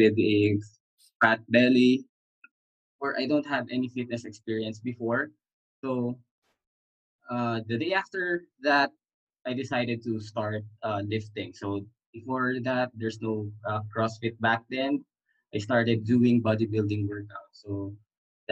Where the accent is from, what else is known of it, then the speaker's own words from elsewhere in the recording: Manila, Metro Manila, Philippines; I am from Manila, Philippines, and that is the center of Philippines